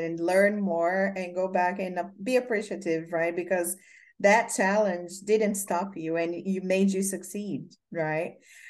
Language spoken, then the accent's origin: English; Brazil; English is a second language; moved away as an adult; also born or lived in California; now in United States; I'm from Brazil